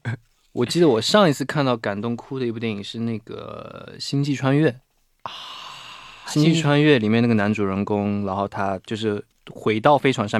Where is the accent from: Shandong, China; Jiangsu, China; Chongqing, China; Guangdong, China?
Guangdong, China; 晚上好，